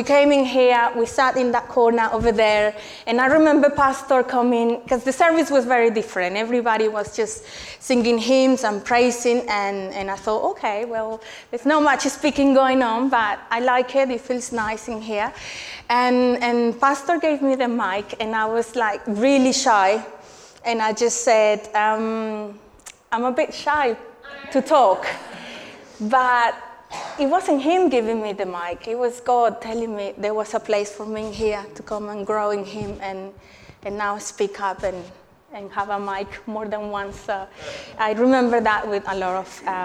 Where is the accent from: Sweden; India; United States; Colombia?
Colombia; moved away as an adult; now in England, United Kingdom; I'm originally from Colombia. And I came here 12 years ago to study.